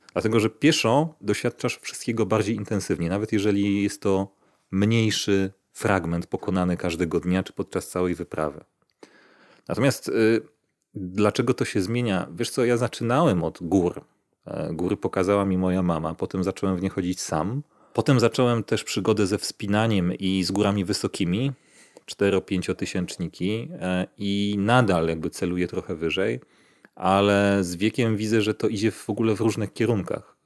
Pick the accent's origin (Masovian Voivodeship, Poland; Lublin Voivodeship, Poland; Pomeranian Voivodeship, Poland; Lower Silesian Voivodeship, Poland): Masovian Voivodeship, Poland; Warsaw; moved away as an adult; now in Czorsztyn, Poland; ja też jestem z Warszawy i spędziłem tam większość życia